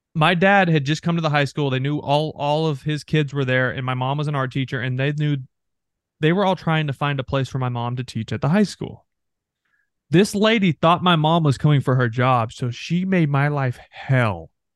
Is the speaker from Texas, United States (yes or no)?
yes; North Texas, United States; moved away; North Texas, where I'm from